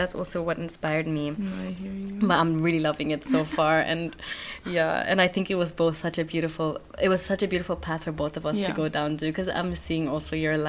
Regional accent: Switzerland; also born or lived in Kenya; now in Netherlands; I'm from Switzerland and Kenya, but I was born in Switzerland, but then I was also in Kenya for like 10, 11 years.

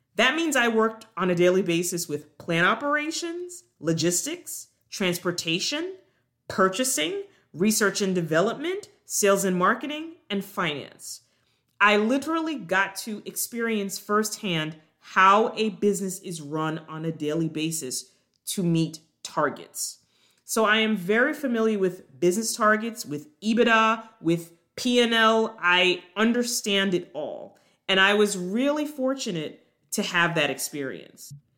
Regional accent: Long Island, New York, United States; moved away as an adult; also born or lived in Jamaica / Durham, North Carolina / Baltimore, Maryland; now in Atlanta, United States; I was actually born on the island of Jamaica, but I grew up in New York, on Long Island, with my parents and my younger sister

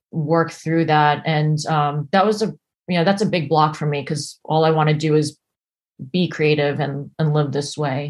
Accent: United States; also born or lived in New Jersey / New York; now in Los Angeles, United States; I grew up in New York and New Jersey before, and lived there before I came out

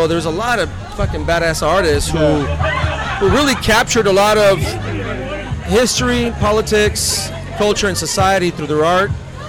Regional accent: East Los Angeles, California, United States; I grew up in East Los Angeles.

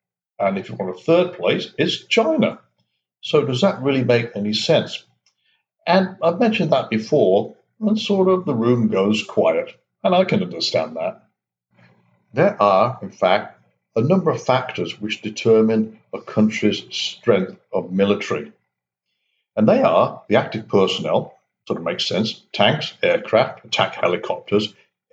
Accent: England, United Kingdom; moved away as an adult; also born or lived in Canada / Singapore; now in United States; Growing up in England

